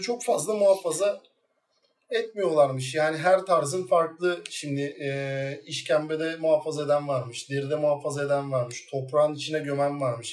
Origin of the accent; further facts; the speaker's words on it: İzmir, Turkey; İzmir doğumluyum. Tabiri caizse Mandıra'da doğdum büyüdüm